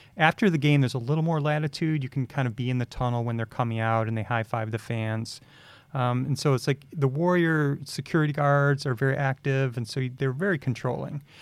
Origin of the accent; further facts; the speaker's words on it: Chicago, Illinois, United States; moved away; growing up in Chicago, which is a huge sports town